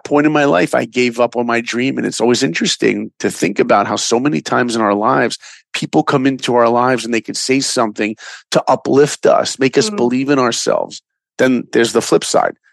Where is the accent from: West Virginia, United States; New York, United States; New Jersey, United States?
New York, United States; Long Island; now in Los Angeles, United States; I grew up in New York in Long Island.